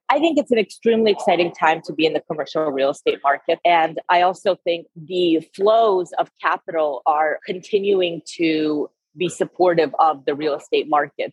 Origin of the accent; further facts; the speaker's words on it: California, United States; moved away as an adult; also born or lived in Russia / San Francisco Bay Area / Philadelphia / London; I was born in Russia, so I'm a first generation immigrant, grew up in California